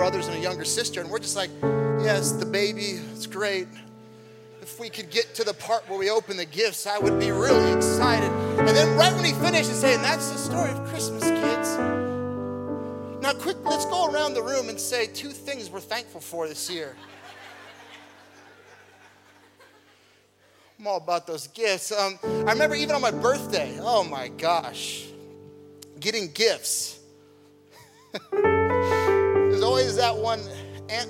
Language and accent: English; Nebraska, United States; moved away; I was born and raised in Nebraska